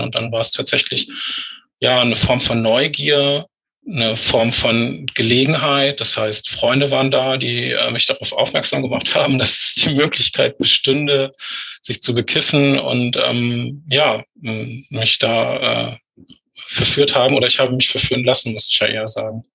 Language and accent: German; Lüneburg Heath, Lower Saxony, Germany; Ich bin in der Lüneburger Heide groß geworden.